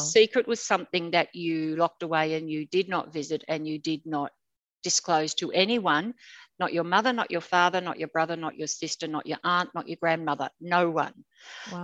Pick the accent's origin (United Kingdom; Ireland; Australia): Australia; Sydney, New South Wales; now in Brisbane, Australia; I grew up in Sydney. I was born into an apartment in King's Cross